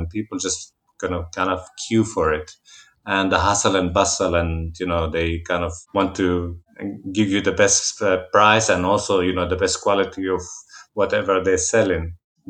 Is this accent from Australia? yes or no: no; Jerusalem, Jerusalem District, Israel; Growing up in Jerusalem, seasonality was going to Jaffa Gate